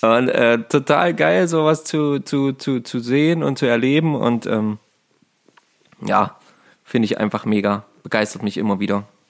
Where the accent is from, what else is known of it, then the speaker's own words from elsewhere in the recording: Saxony-Anhalt, Germany; hier in, äh, bei uns in Sachsen-Anhalt